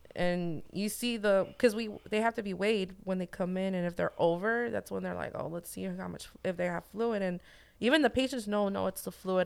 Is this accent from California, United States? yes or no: yes; Santa Ana, California, United States; born and raised in Santa Ana